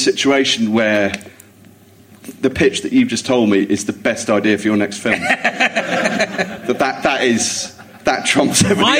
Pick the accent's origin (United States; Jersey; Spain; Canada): Jersey; It was growing up in Jersey